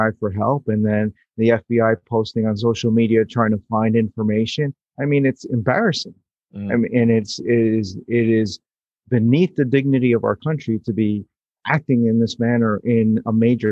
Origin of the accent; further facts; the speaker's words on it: New York City, New York, United States; I was born in New York City. I grew up with that skyline